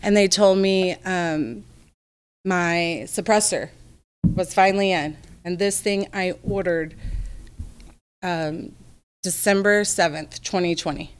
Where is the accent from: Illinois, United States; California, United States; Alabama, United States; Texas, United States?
Texas, United States; moved away; I'm from the South, so I feel like I'm pretty much typical Texas Southern girl